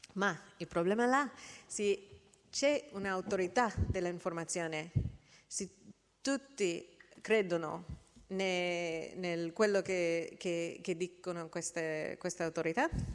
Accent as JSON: {"language": "Italian", "country": "United States", "second_language": "Italian", "said": "nel mio paese, gli Stati Uniti"}